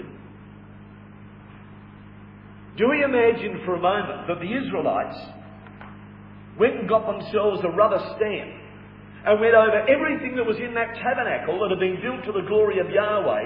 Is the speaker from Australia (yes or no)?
yes; Australia; we are Australian citizens by birth